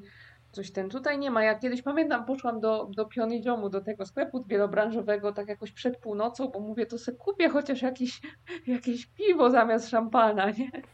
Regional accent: Silesian Voivodeship, Poland; now in South Korea; ja ze Śląska i u nas są makówki

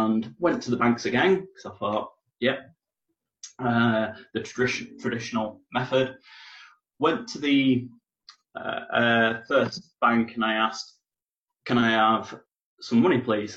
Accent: Darlington, North East England, United Kingdom

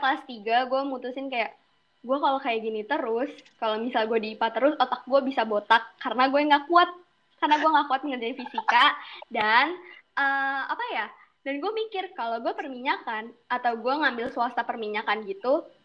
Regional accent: Jakarta, Indonesia; moved away as an adult; now in Padang, Indonesia; asal gue dari Jakarta, Jakarta Utara sih lebih tepatnya

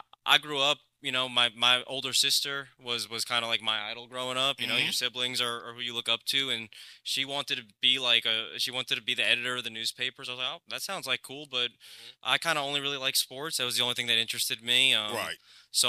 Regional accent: Long Island, New York, United States; moved away as an adult; also born or lived in Maryland; where I grew up on Long Island, New York

